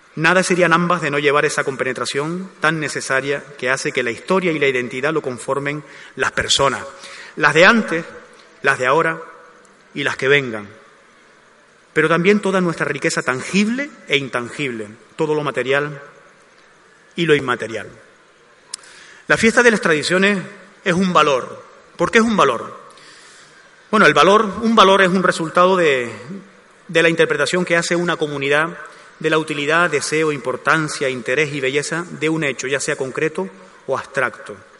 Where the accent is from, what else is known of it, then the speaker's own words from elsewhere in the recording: Gáldar, Canary Islands, Spain; also born or lived in Arucas; Aunque yo procedo de Arucas, es Galdar la que atesora la mayor parte de los recuerdos más entrañables que tengo de esa época